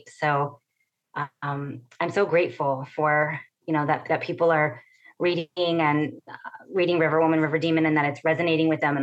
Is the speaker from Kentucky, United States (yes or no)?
no; Imperial Valley, California, United States; now in San Diego, United States; where I grew up in the Imperial Valley, which is on the Mexicali border